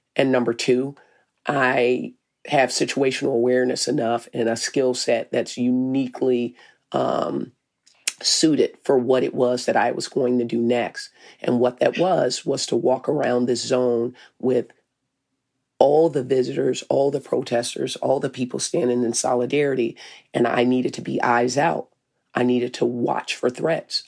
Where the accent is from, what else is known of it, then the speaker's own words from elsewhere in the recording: Arkansas, United States; now in Minneapolis, United States; I'm from Arkansas.